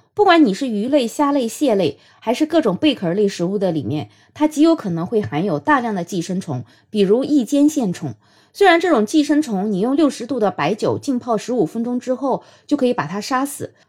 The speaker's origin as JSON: {"language": "Chinese", "region": "Jiangsu", "country": "China", "said": "其实在我们江苏这边也有很多人会吃生腌的"}